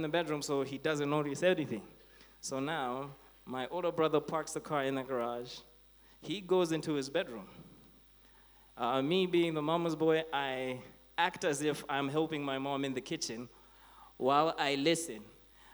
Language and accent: English; Blantyre, Southern Region, Malawi; growing up in Blantyre, I used to go to Blantyre Baptist